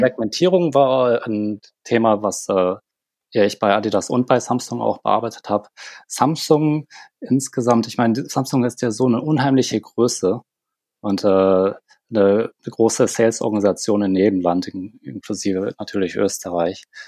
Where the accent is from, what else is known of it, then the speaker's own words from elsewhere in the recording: Germany; moved away as an adult; now in South Korea; Sind dann im sehr jungen Alter nach Deutschland gekommen